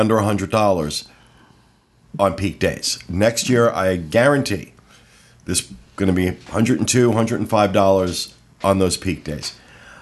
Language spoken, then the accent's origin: English; Northeast, United States; moved away; those of us who grew up in the Northeast.